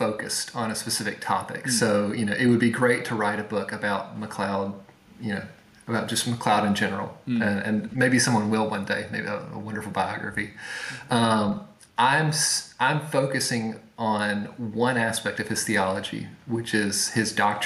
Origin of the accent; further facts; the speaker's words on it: Mississippi, United States; moved away as an adult; now in Edinburgh, United Kingdom; I'm originally from Mississippi in the States